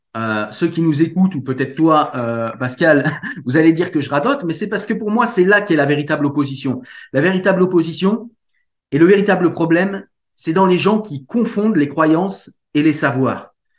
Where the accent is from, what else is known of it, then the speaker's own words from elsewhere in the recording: France; chez nous en France